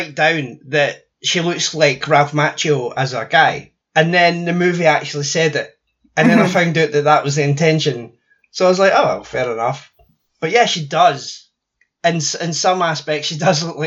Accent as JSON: {"language": "English", "region": "Scotland", "country": "United Kingdom", "tie": "born or raised there", "moved": "yes", "said": "growing up in Scotland"}